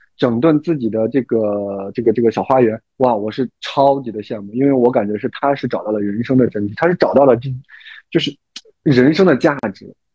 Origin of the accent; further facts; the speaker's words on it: China; 作为中国人，尤其是这种华夏儿女啊